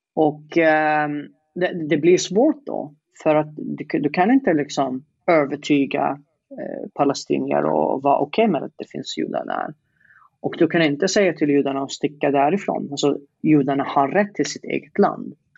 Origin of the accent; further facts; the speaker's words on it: Yemen; Swedish is a second language; moved away as an adult; now in Sweden; sitta i Yemen i 20 år